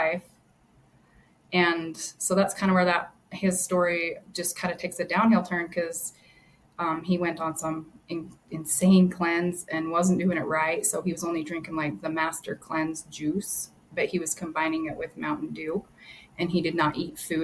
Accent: Hildale, Utah, United States; I was born and raised in Hilldale.

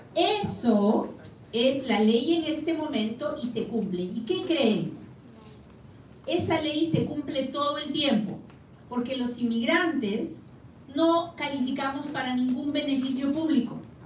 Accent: Peru; now in United States; Yo soy bien peruana a la hora que hablo

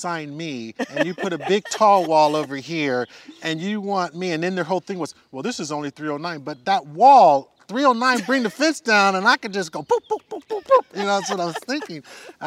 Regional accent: San Carlos, California, United States; I grew up in the Bay Area

